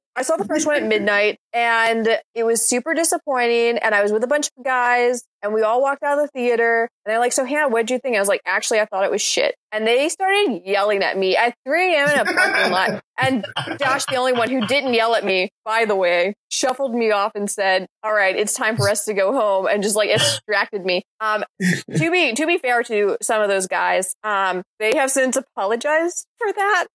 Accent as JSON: {"language": "English", "region": "a small town on the coast of Mississippi", "country": "United States", "said": "I'm from the South, and I am from a small town on the coast of Mississippi."}